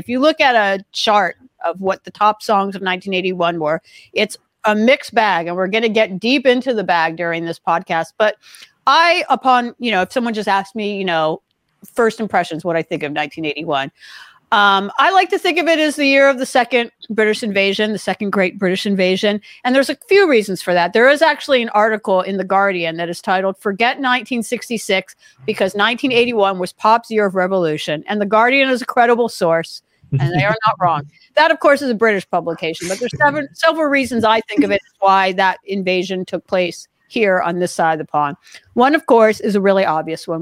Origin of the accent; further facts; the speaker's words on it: Los Angeles, California, United States; where I grew up in Los Angeles